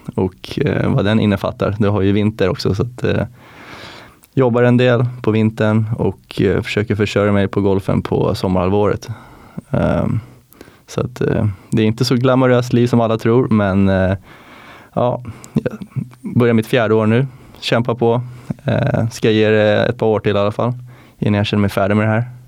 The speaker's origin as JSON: {"language": "Swedish", "town": "Viksjö", "region": "Stockholm County", "country": "Sweden", "also_born_or_lived": "Florida, United States", "said": "jag är från eh, Viksjö Golfklubb, nordväst om Stockholm"}